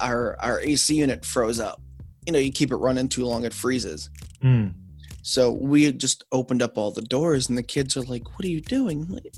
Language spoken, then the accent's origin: English; New York, United States; moved away; also born or lived in Delaware; because I'm from New York.